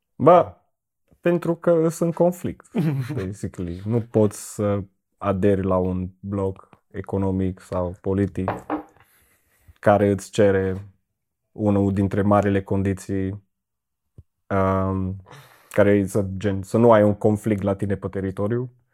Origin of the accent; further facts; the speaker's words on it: Cluj-Napoca, Cluj County, Romania; Din Cluj.